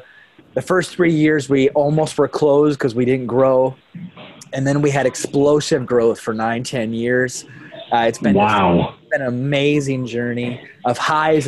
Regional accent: South Dakota, United States; I'm born and raised in South Dakota

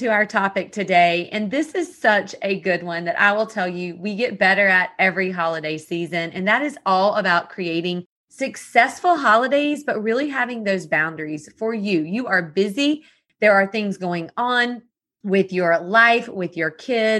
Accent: the South, United States; I was born and raised in the South

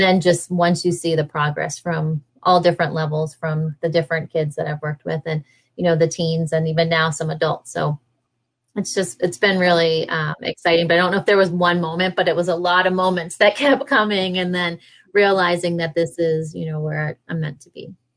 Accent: New York, United States; I was from New York or been in New York for so long

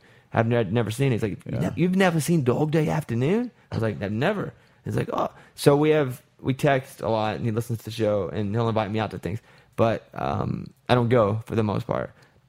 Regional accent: Arkansas, United States; Because, listen to me talk. So, I grew up in Arkansas.

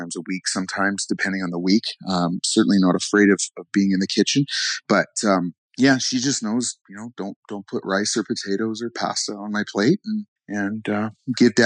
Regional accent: Canada; I'm from Canada, so they say pop

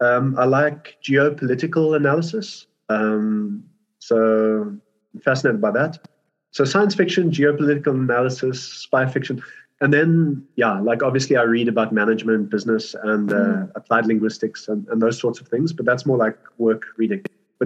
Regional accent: Birmingham, West Midlands, United Kingdom; also born or lived in South Africa; So I was born in South Africa, but we moved to England. My dad got a job in Birmingham, and we moved as a family, and we were living in this farmhouse.

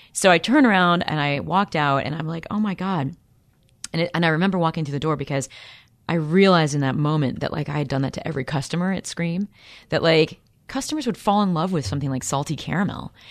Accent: Peoria, Illinois, United States; I'm from Peoria, Illinois

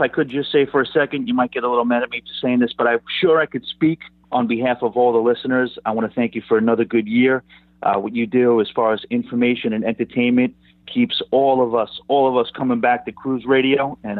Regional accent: New York City, New York, United States; I'm from New York City.

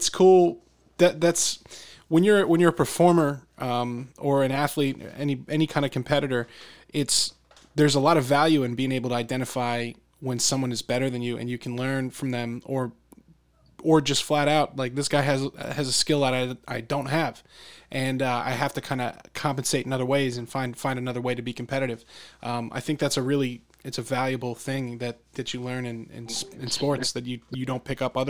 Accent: Bucks County, Pennsylvania, United States; I grew up in Bucks County here in Pennsylvania

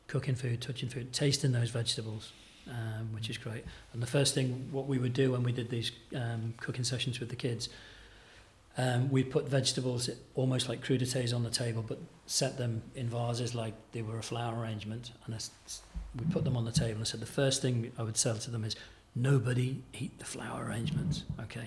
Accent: Merseyside, North West England, United Kingdom; moved away; I grew up in Merseyside

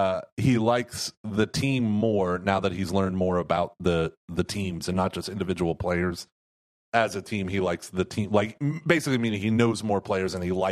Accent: Houston, Texas, United States; Well, we are from Houston.

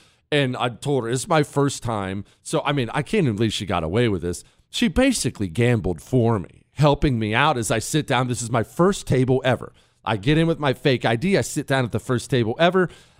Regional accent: Ohio, United States; also born or lived in Montana; Remember, I grew up in Ohio and Montana.

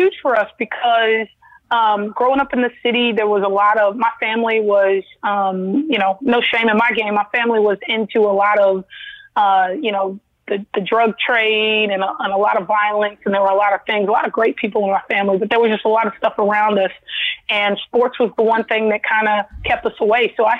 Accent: Los Angeles, California, United States; Yes, I am actually born and raised in Los Angeles, California, mm-hmm. but I'm born to a Southern queen and a Southern king.

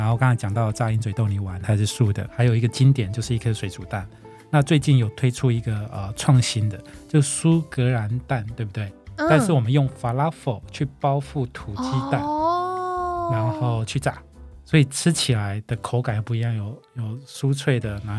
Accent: Taiwan; 那披萨也是我们台湾人很多人很喜欢的

